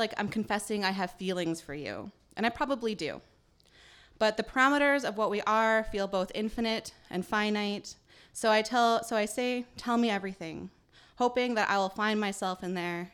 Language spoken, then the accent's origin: English; northeastern British Columbia, Canada; also born or lived in Île-à-la-Crosse, Saskatchewan; I grew up in Treaty 8 Territory, northeastern BC, but my family is originally from Isle of Cross or Sagidawak in our language, which is in northern Saskatchewan